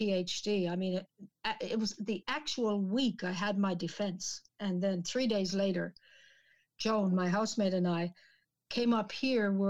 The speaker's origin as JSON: {"language": "English", "town": "St. John's", "region": "Newfoundland and Labrador", "country": "Canada", "tie": "born or raised there", "moved": "yes", "said": "we actually lived in the city in St. John's"}